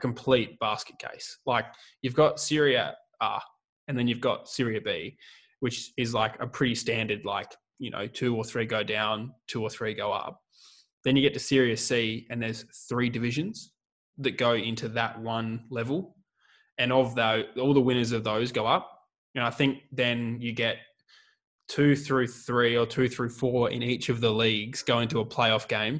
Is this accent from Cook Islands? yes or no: no; Australia; also born or lived in Adelaide; being Australian